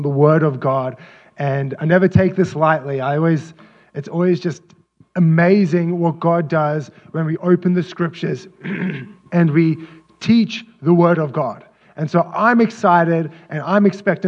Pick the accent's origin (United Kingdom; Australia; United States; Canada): Australia; moved away as an adult; I'm from Australia, and so I don't have any biological family here.